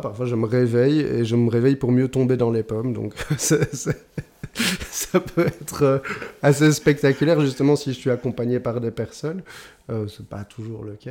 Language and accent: French; Belgium; chez nous, en Belgique